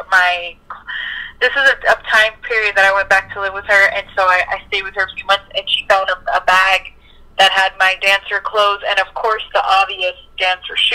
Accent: East Coast, United States; moved away as an adult; So, um, I grew up in the East Coast

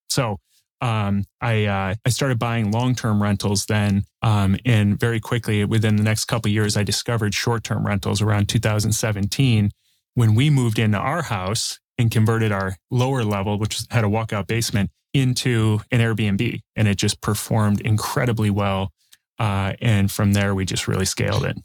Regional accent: Chicago, Illinois, United States; now in Northwest Indiana, United States; I grew up in the south suburbs of Chicago

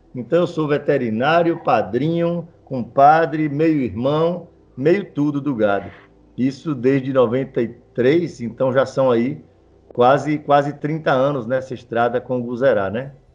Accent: Mundo Novo, Bahia, Brazil; also born or lived in Salvador; Nascido aqui em Mundo Novo, e criado na fazenda, saí para, para Salvador estudar veterinária

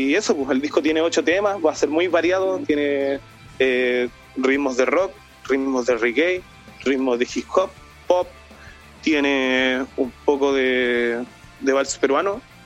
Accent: Ovalle, Coquimbo, Chile; soy originario de Valle, aquí nací, aquí crecí

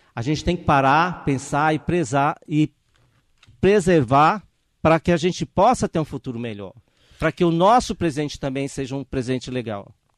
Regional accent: Miguel Alves, Piauí, Brazil; moved away as an adult; also born or lived in São Paulo; now in Ferraz de Vasconcelos, Brazil; minha cidade lá no Piauí

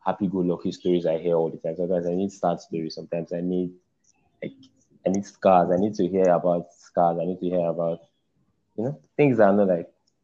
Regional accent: Edo, Nigeria; I'm from Edo State

